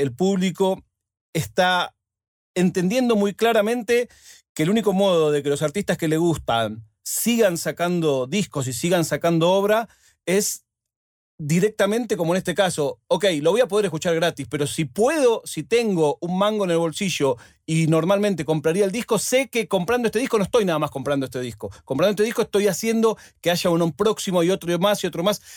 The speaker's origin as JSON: {"language": "Spanish", "region": "Buenos Aires", "country": "Argentina", "also_born_or_lived": "Spain", "moved": "yes", "said": "mi ciudad"}